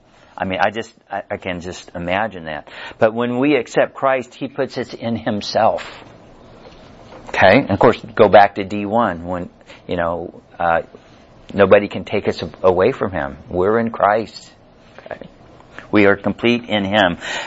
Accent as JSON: {"language": "English", "region": "Missouri", "country": "United States", "said": "because, you know, we're from Missouri and we got to see it."}